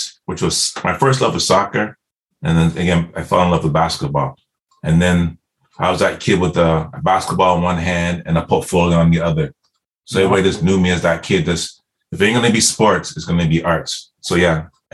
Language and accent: English; Nottingham, East Midlands, United Kingdom; moved away; I'm from Nottingham